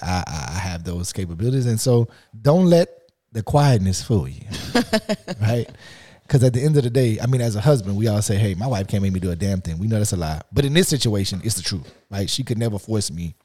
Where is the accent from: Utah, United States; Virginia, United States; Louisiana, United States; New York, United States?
Louisiana, United States; Lafayette; I grew up in Lafayette, Louisiana